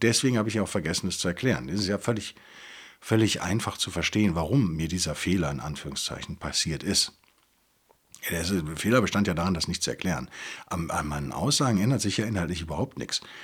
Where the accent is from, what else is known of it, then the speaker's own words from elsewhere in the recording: Rhineland, Germany; als Rheinländer